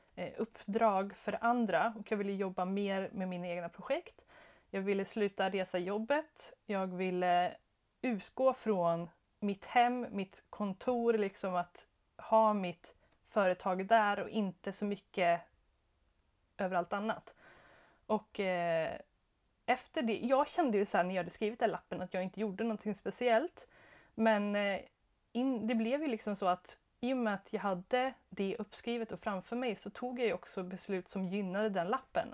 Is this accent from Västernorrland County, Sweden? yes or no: no; Skara, Västra Götaland, Sweden; also born or lived in Jönköping / Stockholm; now in Örebro, Sweden; jag är från Skara, eh, jätteliten stad